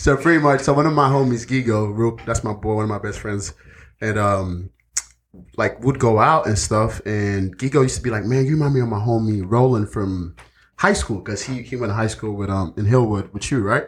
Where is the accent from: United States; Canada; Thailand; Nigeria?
Nigeria; moved away; growing up in Nigeria